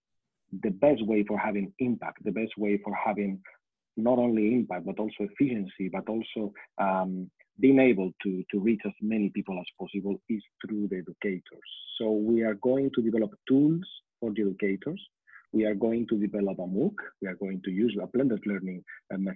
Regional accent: Spain; We are from Spain

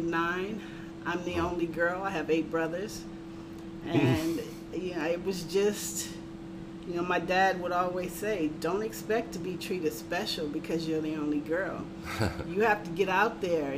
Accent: Richmond, California, United States; Grew up in the San Francisco Bay Area, Richmond, California

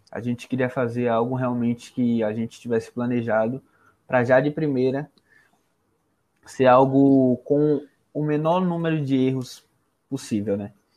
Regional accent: Greater Rio de Janeiro, Brazil; now in Salvador, Brazil; Carioca, nascido na Grande Rio de Janeiro

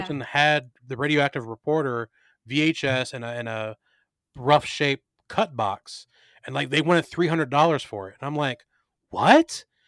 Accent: Luray, Virginia, United States; here in Luray, my hometown.

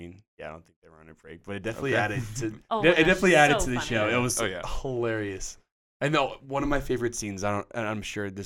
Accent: Southern California, United States; We're both from SoCal.

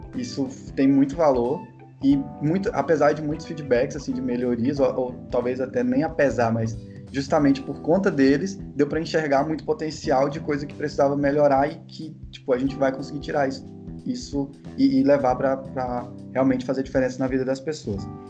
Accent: Araguatins, Tocantins, Brazil; moved away as an adult; also born or lived in Palmas, Brazil; now in Recife, Brazil; eu sou tocantinense do Bico do Papagaio, lá da região norte do, do Tocantins, sou de Araguatins, uma cidade do interior

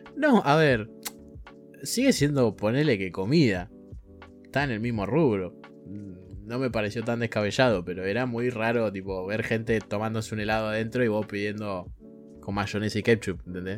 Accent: Argentina; Fallé como argentino

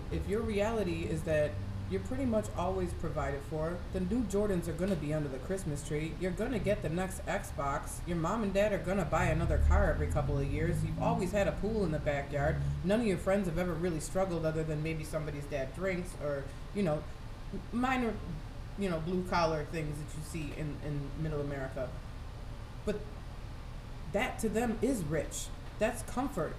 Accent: Buffalo, New York, United States; the first house I grew up in was in North Buffalo, close to Main and Hurdle area where Shoshone Park is.

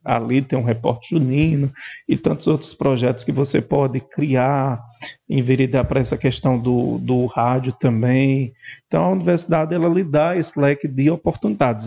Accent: Montadas, Paraíba, Brazil; also born or lived in Esperança, Paraíba; terra natal montadas

